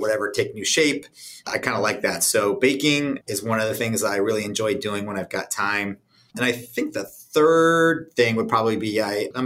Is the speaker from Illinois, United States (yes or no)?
no; San Diego, California, United States; moved away as an adult; I was born and raised in San Diego and came back in 1997 and really enjoy living here